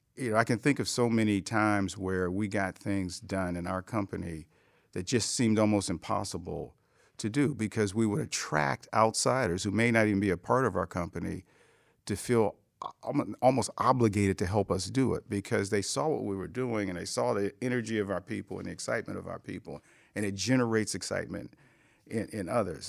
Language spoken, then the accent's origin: English; Cleveland, Ohio, United States; I came from Cleveland